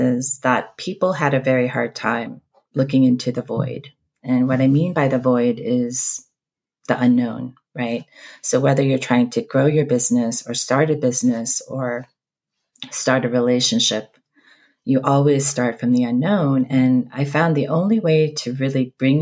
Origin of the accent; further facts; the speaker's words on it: East Coast, United States; also born or lived in Seoul, South Korea; I'm originally from South Korea, born in Seoul. Grew up mostly on the East Coast, but lived all over this country